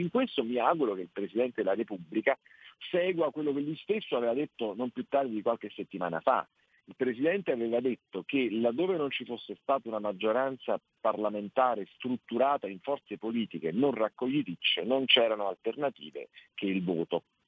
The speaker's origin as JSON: {"language": "Italian", "town": "Naples", "region": "Campania", "country": "Italy", "said": "io sono napoletano"}